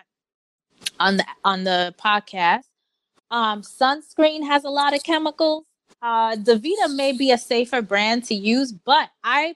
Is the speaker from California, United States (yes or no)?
no; New York, United States; I grew up in New York in Queens